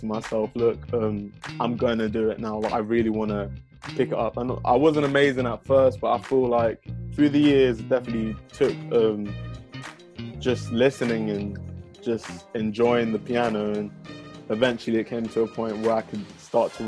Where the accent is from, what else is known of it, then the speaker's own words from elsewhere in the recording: London, United Kingdom; also born or lived in Dallas, Texas, United States; I'm from South London, first of all. I was actually born in Dallas, Texas